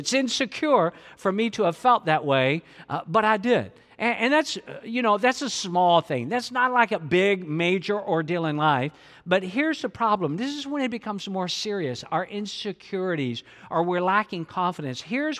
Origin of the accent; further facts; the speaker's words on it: Atlanta, Georgia, United States; a part of the home church that I grew up in the Atlanta metro area.